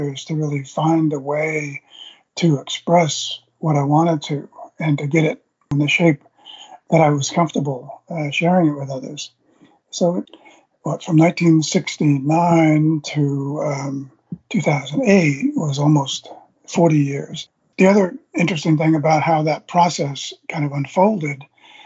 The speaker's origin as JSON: {"language": "English", "area": "Long Island", "region": "New York", "country": "United States", "tie": "born or raised there", "moved": "yes", "said": "my hometown in Long Island, right on the Long Island Sound"}